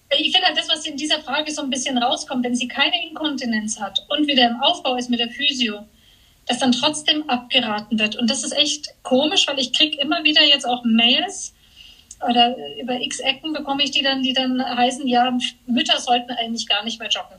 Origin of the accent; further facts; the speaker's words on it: Switzerland; jetzt auch hier bei uns in der Schweiz